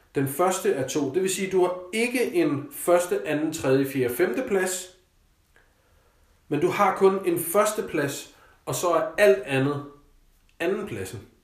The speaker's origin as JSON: {"language": "Danish", "country": "Denmark", "also_born_or_lived": "Copenhagen", "said": "Selvfølgelig så er jeg og var privilegeret som dansker"}